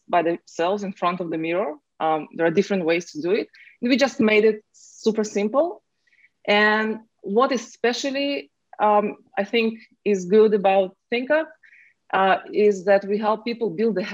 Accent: Israel; moved away as an adult; now in Silicon Valley, United States; I'm originally from Israel

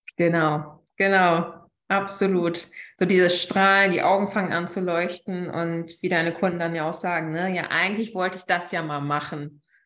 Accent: Münsterland, North Rhine-Westphalia, Germany; moved away as an adult; now in Berlin, Germany; ich komme ursprünglich aus dem Münsterland und bin vor, wie lange ist es her, vor mehr als sechs Jahren nach Berlin gezogen

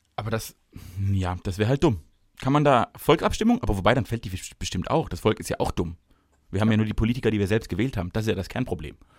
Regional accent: Mittelbaden, Baden-Württemberg, Germany; des mittelbadischen Dorfjungens

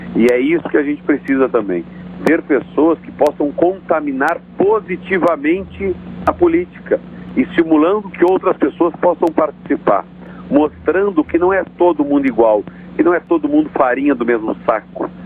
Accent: Pelotas, Rio Grande do Sul, Brazil; Pelotas é minha terra, Pelotas é minha cidade

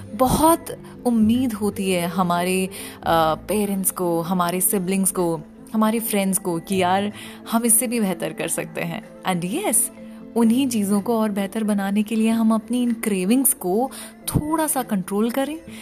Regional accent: India

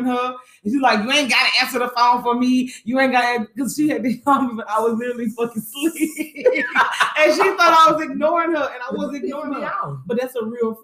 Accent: Lake Charles, Louisiana, United States; I'm from Lake Charles

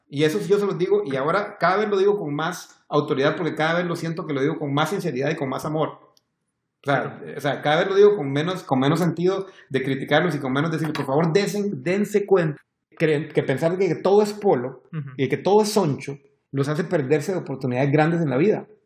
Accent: Honduras; now in Costa Rica; yo soy hondureño, vos sos hondureño, pero sos blanco.

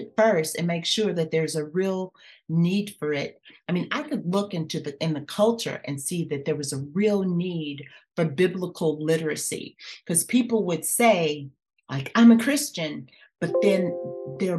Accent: Los Angeles, California, United States; also born or lived in Louisiana; being born in Louisiana with my grandmother, where it was all about worship and serving in the church, but then living with my mom in California, where it was not about that at all. And then growing up in Los Angeles

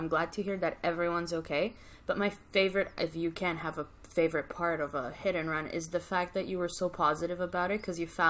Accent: Poland; moved away; I come from Poland. So like I lived on a farm.

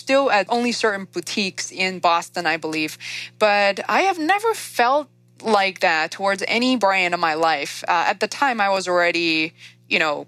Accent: China; moved away; growing up in China

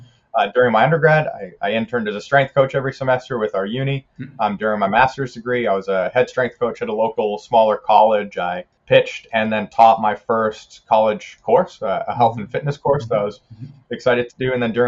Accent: Canada; also born or lived in South Africa / New Zealand; I kind of grew up a bit of a citizen of the world. I was born in South Africa. I lived in New Zealand 5 years, did most of my school years in Canada, and I'm a citizen of all three countries still.

